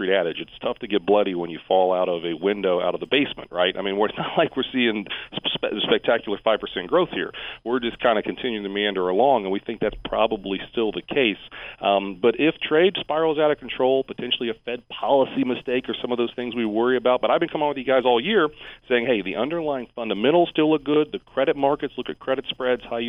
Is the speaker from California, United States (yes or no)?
no; Springfield, Ohio, United States; also born or lived in near Clemson, South Carolina; now in South Carolina, United States; I grew up in Springfield, Ohio